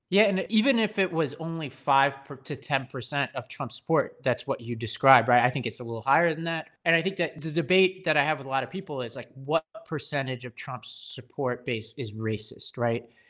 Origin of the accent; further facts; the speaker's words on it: New York City, New York, United States; I grew up on Staten Island, New York